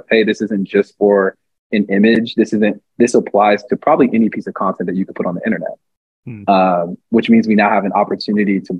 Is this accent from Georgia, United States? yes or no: yes; Atlanta, Georgia, United States; now in New York, United States; I'm from Atlanta